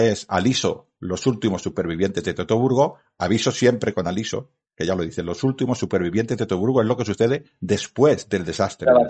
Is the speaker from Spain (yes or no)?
yes; Badalona, Catalonia, Spain; Y en mi ciudad natal, mi ciudad de donde yo crecí, en mi ciudad donde yo encontré a mi mujer y me casé, es Badalona